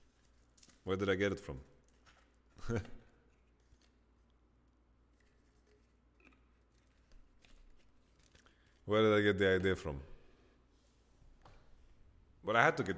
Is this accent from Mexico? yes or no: no; Sweden; English is a second language; in Sweden, like in my hometown